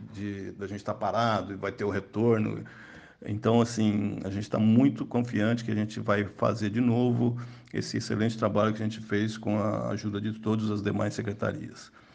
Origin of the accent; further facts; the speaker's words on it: Minas Gerais, Brazil; now in Taubaté, Brazil; nós dois somos mineiros